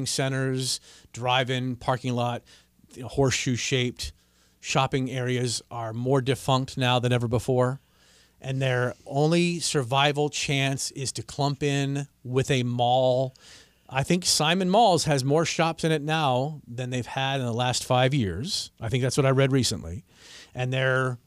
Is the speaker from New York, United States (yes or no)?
no; Washington, District of Columbia, United States; also born or lived in Wisconsin; now in East Tennessee, United States; I grew up in Washington, D.C.